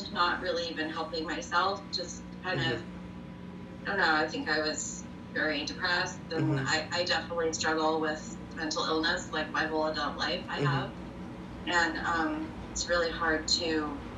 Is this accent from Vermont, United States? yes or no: yes; Vermont, United States; moved away as an adult; also born or lived in Ashland, Oregon; I grew up in Vermont